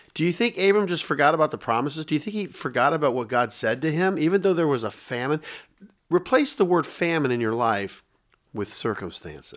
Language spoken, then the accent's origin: English; Tampa, Florida, United States; also born or lived in Dayton, Ohio; I relocate here